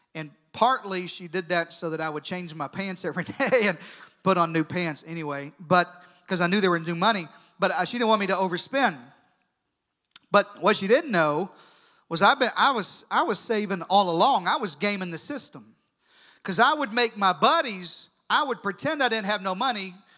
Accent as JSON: {"language": "English", "country": "United States", "tie": "born or raised there", "said": "I was born in America. I'm proud to be an American"}